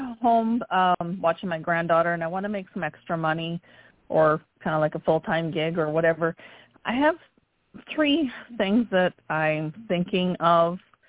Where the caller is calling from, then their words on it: North Carolina, United States; I'm calling from North Carolina.